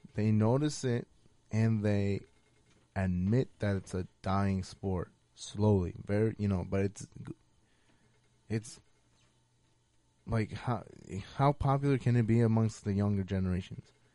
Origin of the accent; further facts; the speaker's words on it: United States; I am American